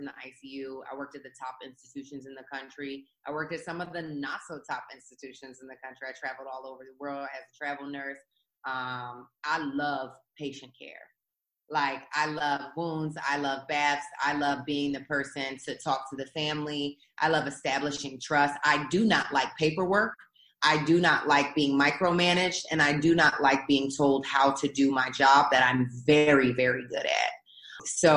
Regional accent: Philadelphia, Pennsylvania, United States; I grew up in South Philadelphia

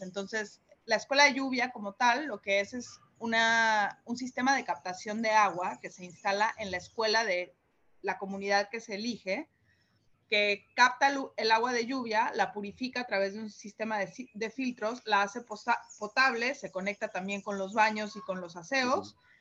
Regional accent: Mexico; now in Panama; soy mexicana

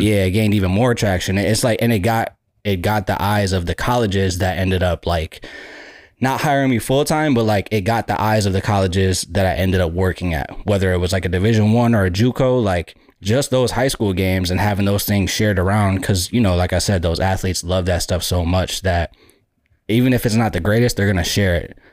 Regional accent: Buffalo, New York, United States; I grew up in Buffalo, New York

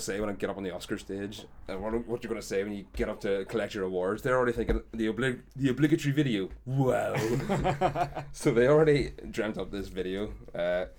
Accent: Ireland; makes me love being Irish

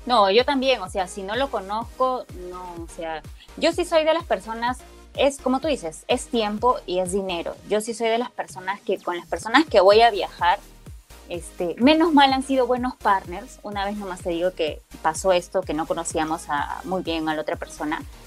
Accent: Peru; De Perú

